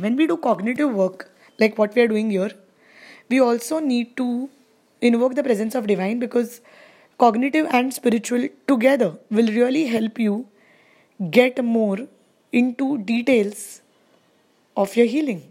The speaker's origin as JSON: {"language": "English", "country": "India", "said": "I am from India"}